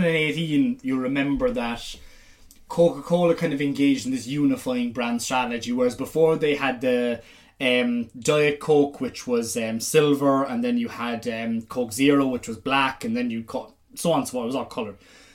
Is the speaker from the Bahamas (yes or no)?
no; Ireland; As an Irish person